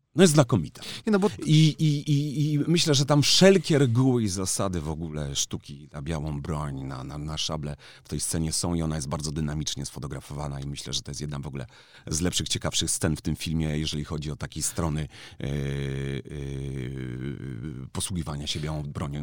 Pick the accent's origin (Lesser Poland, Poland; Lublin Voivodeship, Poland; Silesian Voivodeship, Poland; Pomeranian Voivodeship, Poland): Lesser Poland, Poland; Kraków; jestem z Krakowa